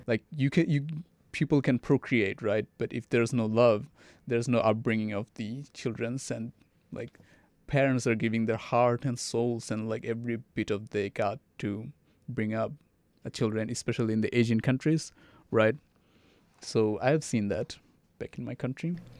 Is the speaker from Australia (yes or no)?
no; Saudi Arabia; English is a second language; also born or lived in Bangladesh; now in Arkansas, United States; I grew up in Saudi Arabia